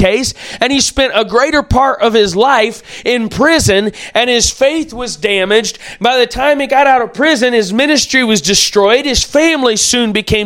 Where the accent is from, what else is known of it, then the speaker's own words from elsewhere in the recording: United States; as American citizens